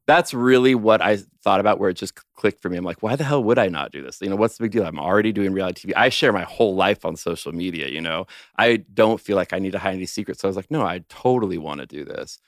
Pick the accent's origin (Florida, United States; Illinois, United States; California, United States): California, United States; Los Angeles; moved away as an adult; I grew up in Los Angeles. I'm a total Southern California boy my whole life